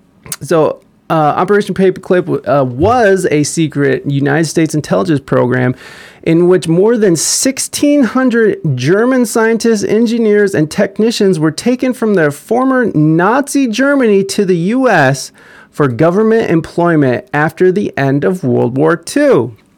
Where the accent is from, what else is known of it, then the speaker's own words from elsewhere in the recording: Sweden; I'm from Sweden.